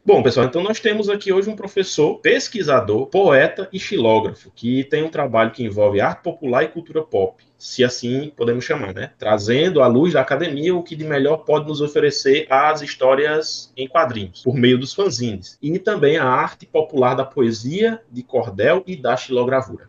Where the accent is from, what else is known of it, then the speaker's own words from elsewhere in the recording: southern Ceará, Brazil; now in Paraíba, Brazil; eu falo como professor hoje do estado da Paraíba, mas eu sou cearense, eu sou do sul do Ceará